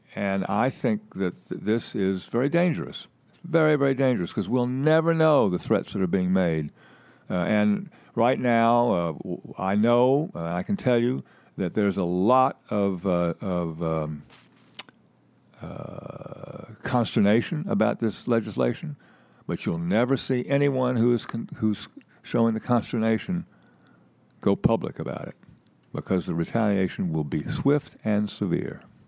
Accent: Winston-Salem, North Carolina, United States; Winston-Salem, where I'm from

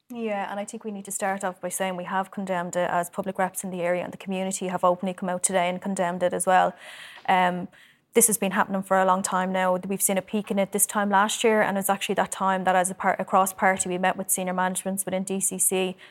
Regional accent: Dublin, Leinster, Ireland; I grew up in Cherry Orchard, I'm from it

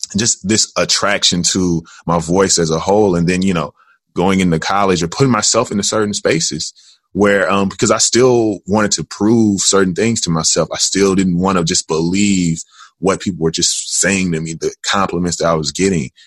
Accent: Jackson, Tennessee, United States; now in Chicago, United States; I am originally from Jackson, Tennessee

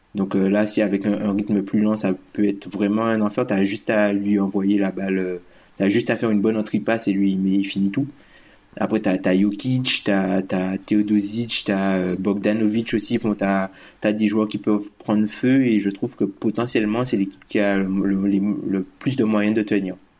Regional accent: Guadeloupe; Je suis Guadeloupéen

